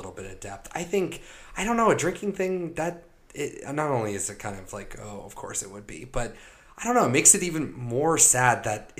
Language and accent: English; United States; growing up in America